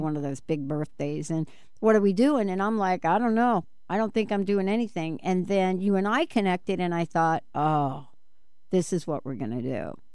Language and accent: English; New York City, New York, United States; growing up in the Bronx, you smelled like olive oil twenty-four seven.